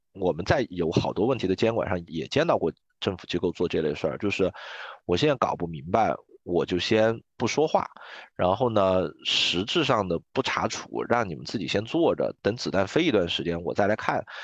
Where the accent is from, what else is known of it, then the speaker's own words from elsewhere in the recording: China; 我作为一个中国人